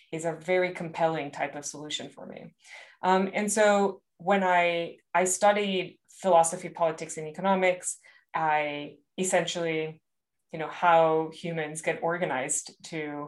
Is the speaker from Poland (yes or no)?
no; Monterrey, Nuevo León, Mexico; I actually grew up in Monterrey, Mexico